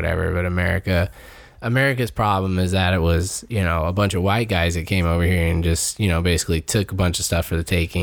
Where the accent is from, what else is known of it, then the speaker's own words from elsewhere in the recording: United States; I'm an American